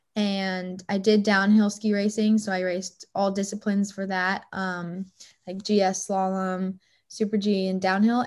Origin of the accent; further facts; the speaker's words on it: Boulder, Colorado, United States; back in my hometown in Boulder, Colorado